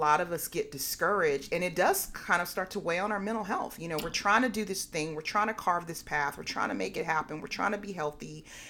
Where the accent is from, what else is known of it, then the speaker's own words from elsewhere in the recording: Berkeley, California, United States; I grew up in Berkeley.